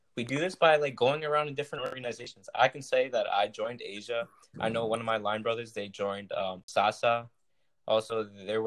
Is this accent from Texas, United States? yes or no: no; Long Island, New York, United States; growing up in Long Island